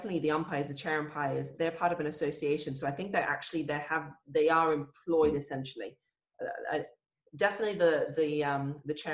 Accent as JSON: {"language": "English", "country": "Australia", "tie": "born or raised there", "also_born_or_lived": "Hungary", "said": "I was born in Australia and we went to Hungary when I was about five, lived there for about maybe a year or so. And then when we moved back to Australia, the primary school"}